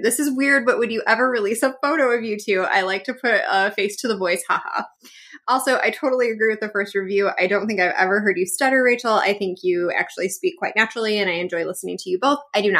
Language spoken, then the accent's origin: English; Oregon, United States; It's so fun listening to Amanda talk about PNW because I am from Oregon too.